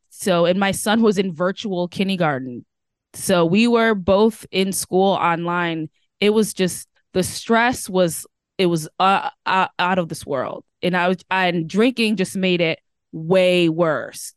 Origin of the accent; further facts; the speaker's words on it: Connecticut, United States; also born or lived in Washington State; now in Washington, United States; I'm currently living in Washington State, but I'm originally from Connecticut.